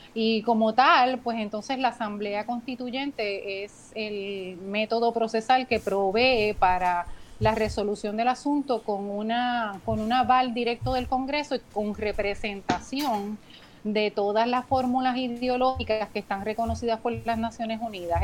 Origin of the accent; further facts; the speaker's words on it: Puerto Rico; somos puertorriqueños